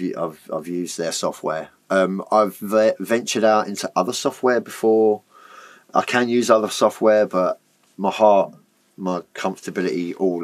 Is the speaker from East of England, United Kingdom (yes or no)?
yes; Basildon, East of England, United Kingdom; I'm from Basildon. I was brought up, like, in a family where my dad was a peddler.